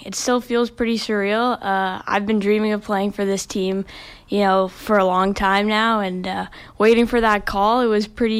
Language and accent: English; Sackville, New Brunswick, Canada; growing up in Sackville, small town, and my dad worked at the university.